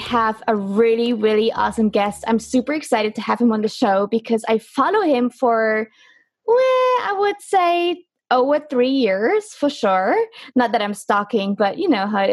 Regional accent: Germany; I'm from Germany

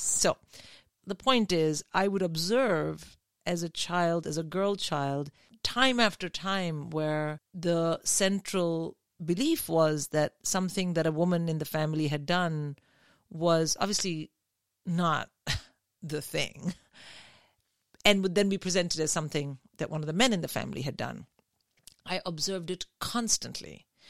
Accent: India; now in United Kingdom; I grew up in India

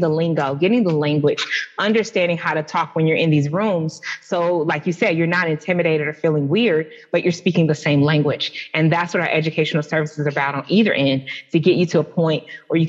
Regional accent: Atlanta, Georgia, United States; I'm from the SWATS. Southwest Atlanta

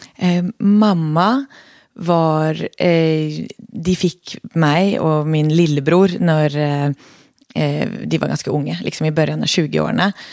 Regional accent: Oslo, Norway; accent: Norwegian-sounding dialect; Swedish is a second language; now in Sweden; jag är då född och uppväxt i Oslo i Norge

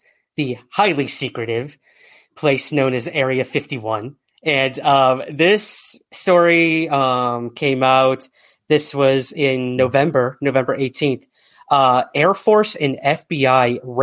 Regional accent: United States; I'm such an American

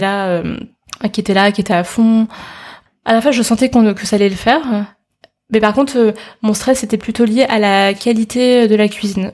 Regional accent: Paris, Île-de-France, France; je suis chinoise d'origine, et euh, mais j'ai toujours grandi en France, à Paris, j'ai toujours été à l'école ici

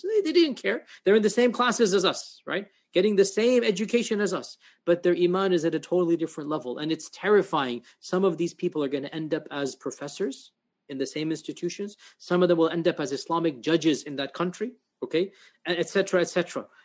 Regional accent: United States; I speak as an American

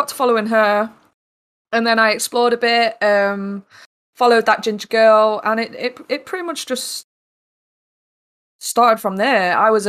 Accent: East Midlands, United Kingdom; also born or lived in Newcastle; now in South West England; So I currently live in the southwest. I grew up in the East Midlands, though. I've lived in Newcastle.

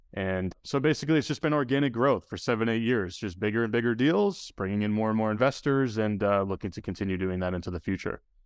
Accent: New Hampshire, United States; my hometown because I grew up in New Hampshire as well

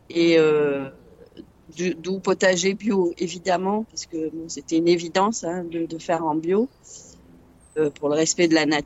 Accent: Paris, Île-de-France, France; now in southern France; D'origine, je suis parisienne. Et donc, je suis dans le sud euh, depuis, euh, oh là, très longtemps, une trentaine d'années.

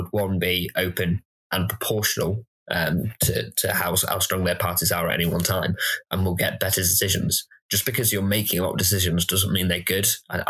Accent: Blackburn, North West England, United Kingdom; moved away as an adult; now in Bristol, United Kingdom; North of England.

